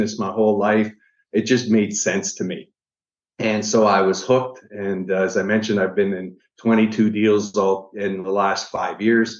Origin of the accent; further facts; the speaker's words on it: Niagara Falls, Ontario, Canada; I'm originally from Niagara Falls, Canada.